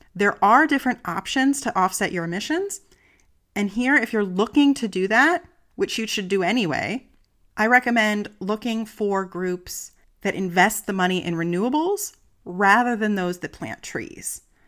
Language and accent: English; United States; now in Germany; I'm an American and I live in Germany